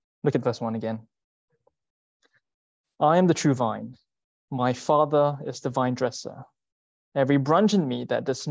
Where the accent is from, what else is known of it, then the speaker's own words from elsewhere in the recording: Singapore; moved away as an adult; I'm from Singapore.